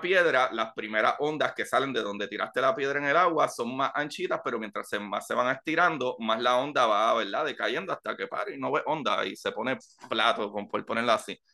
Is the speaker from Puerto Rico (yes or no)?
yes; Puerto Rico; moved away; para nosotros los boricuas